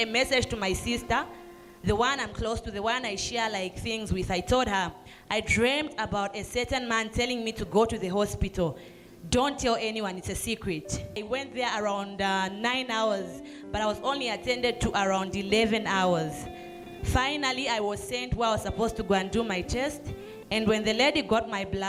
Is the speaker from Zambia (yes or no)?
yes; Zambia; I'm coming from Zambia.